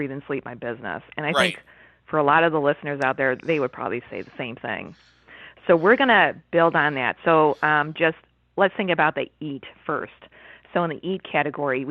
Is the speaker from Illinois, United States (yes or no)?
yes; Chicago, Illinois, United States; now in Ontario, Canada; I was born and raised in Chicago, and now I'm living in Ontario